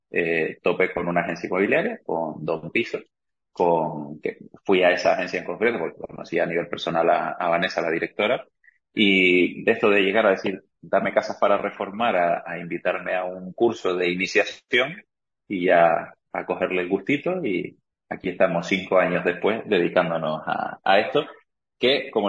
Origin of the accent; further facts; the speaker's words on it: Argentina; now in Canary Islands, Spain; soy argentino de origen, que este año cumplí 19 años viviendo aquí en, Canarias